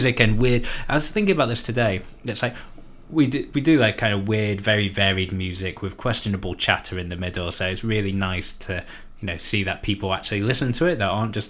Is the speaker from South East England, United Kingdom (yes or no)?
no; Yorkshire and the Humber, United Kingdom; moved away as an adult; also born or lived in Birmingham; I grew up in West Yorkshire and went to university. I went to university in Birmingham.